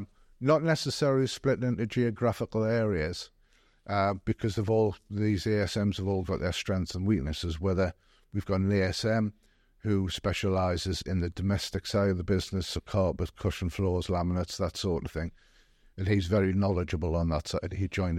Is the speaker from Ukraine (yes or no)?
no; Gateshead, North East England, United Kingdom; now in Durham, United Kingdom; I come from Gated originally. Literally half a mile from where the branch is. I've since moved to Durham because my wife was a Durham girl.